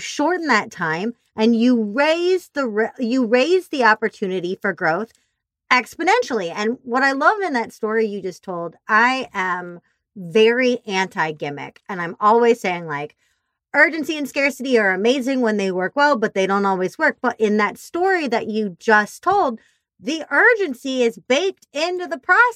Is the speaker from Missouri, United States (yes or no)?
yes; Missouri, United States; moved away; I'm from Missouri originally